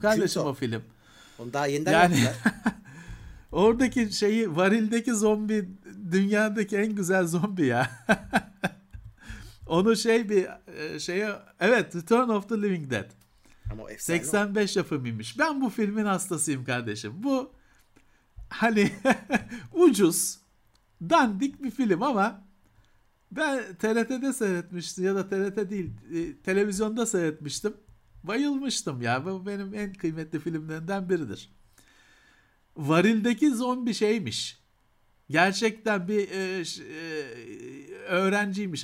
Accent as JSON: {"language": "Turkish", "region": "Istanbul", "country": "Turkey", "said": "biz Bakırköylüler olarak"}